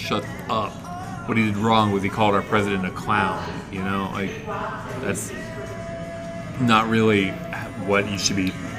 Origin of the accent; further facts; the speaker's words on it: Panama, Nebraska, United States; also born or lived in Lincoln, Nebraska / Kearney, Nebraska / Omaha, Nebraska; No, but like I grew up in Panama, you know, which like it's a little different because Panama's basically Lincoln.